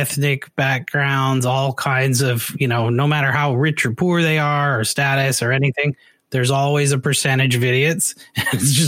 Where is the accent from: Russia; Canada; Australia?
Canada; now in United States; I'm originally from Canada